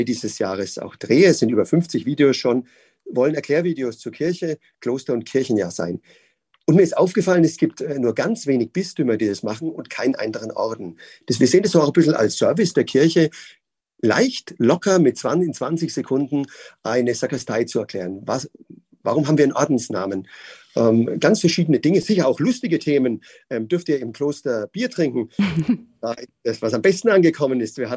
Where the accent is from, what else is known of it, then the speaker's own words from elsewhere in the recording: Würzburg, Bavaria, Germany; Ich bin gebürtiger Würzburger, bin ähm, aufgewachsen als, ähm, ja, als Oberministrant in der Pfarrei